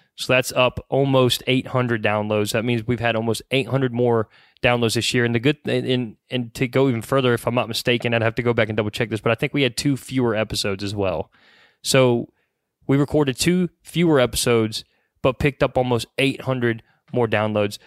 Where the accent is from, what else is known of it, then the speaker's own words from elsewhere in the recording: Mooresville, North Carolina, United States; we're from Mooresville, North Carolina. Obviously, we're local to the Mooresville, Charlotte area.